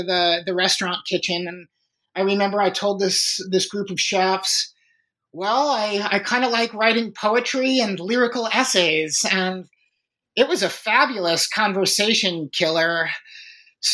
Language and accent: English; Chicago, Illinois, United States; I was born and raised in Chicago